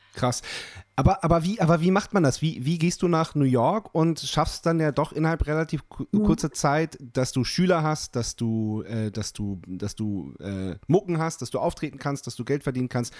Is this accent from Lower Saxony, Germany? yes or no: yes; Lüchow-Dannenberg district, Lower Saxony, Germany; wir kommen ja hier aus dem Landkreis Lüchow-Dannenberg